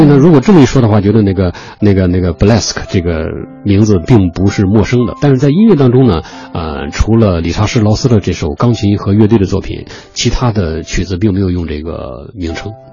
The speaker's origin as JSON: {"language": "Chinese", "country": "China", "said": "确实是我们中国人的骄傲"}